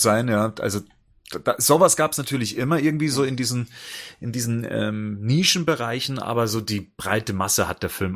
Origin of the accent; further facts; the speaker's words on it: near Ingolstadt, Bavaria, Germany; ich komme ja aus der Nähe von Ingolstadt